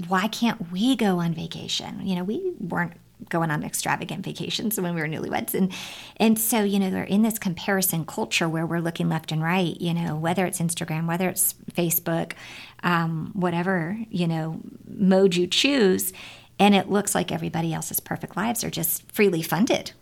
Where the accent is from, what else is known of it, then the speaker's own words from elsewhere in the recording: California, United States; when I was growing up in California